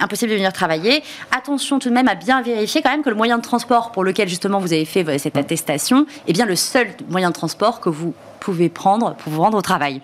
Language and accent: French; Bordeaux, Nouvelle-Aquitaine, France; suis bordelaise